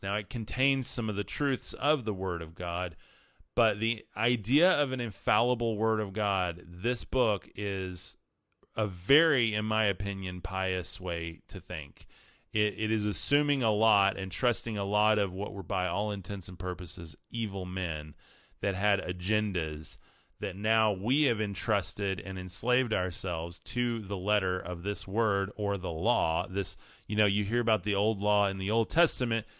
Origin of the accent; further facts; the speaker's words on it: West Texas, United States; I grew up in West Texas